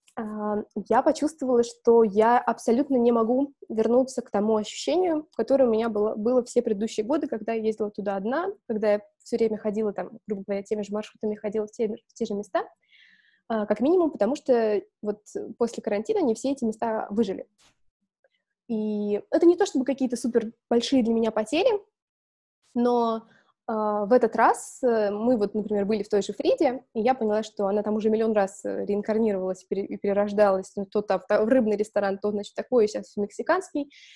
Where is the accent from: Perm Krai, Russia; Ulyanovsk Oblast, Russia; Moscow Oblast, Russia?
Moscow Oblast, Russia; Balashikha; Я выросла в Балашихе, то есть в Подмосковье